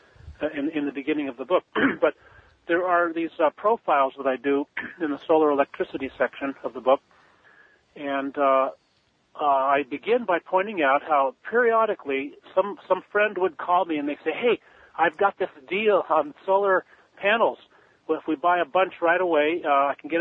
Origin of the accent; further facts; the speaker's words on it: Pasadena, California, United States; I grew up in the Pasadena, Altadena area of Southern California